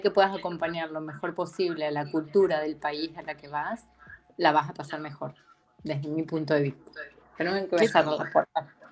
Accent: Chivilcoy, Buenos Aires Province, Argentina; moved away as an adult; also born or lived in Mexico; now in Canada; yo soy de Chivilcoy, Chivilcoy queda en la provincia de Buenos Aires

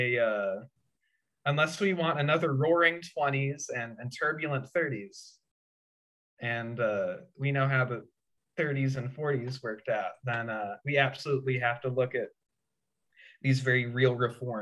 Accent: Indiana, United States; moved away as an adult; now in San Francisco, United States; my hometown in Indiana

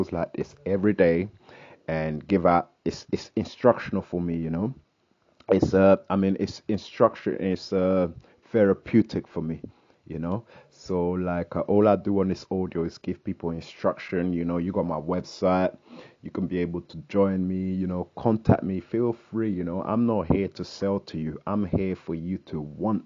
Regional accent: London, United Kingdom; I'm from London here, UK

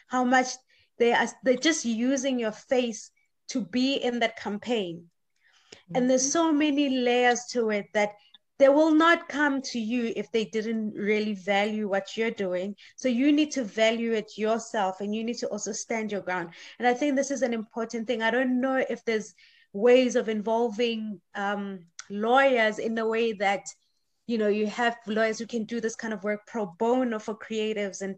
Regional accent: South Africa; moved away as an adult; now in Sweden; I'm coming from South Africa

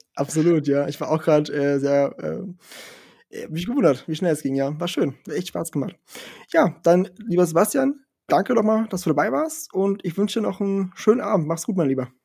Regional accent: southern Portugal, Portugal; now in Germany; ich bin ja in, in Portugal aufgewachsen im Süden

